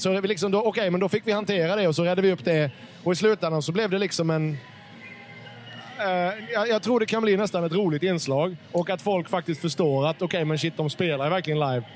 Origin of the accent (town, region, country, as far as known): Karlskrona, Blekinge, Sweden; born or raised there; moved away